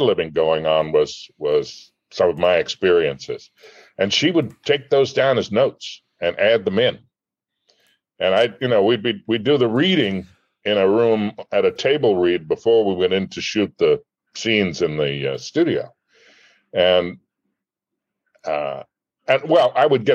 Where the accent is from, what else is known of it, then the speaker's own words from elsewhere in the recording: outside of Boston, Massachusetts, United States; I grew up outside of Boston